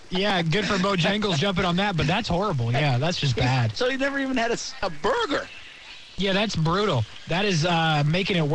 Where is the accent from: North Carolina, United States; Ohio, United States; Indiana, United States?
Indiana, United States; I'm from Indiana.